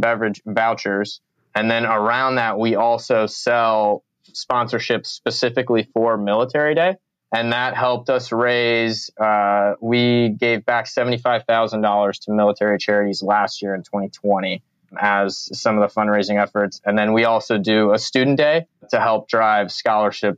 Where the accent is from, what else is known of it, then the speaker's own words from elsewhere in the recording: Chicago, Illinois, United States; also born or lived in Florida; now in California, United States; I'm a Midwestern guy. I grew up in Chicago. And then Florida and now California.